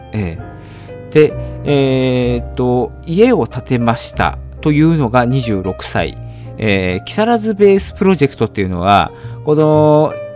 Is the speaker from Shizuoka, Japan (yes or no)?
yes; Shizuoka, Japan; moved away as an adult; also born or lived in Tokyo; 18で、えー、静岡を出て上京して、えー、大学に入って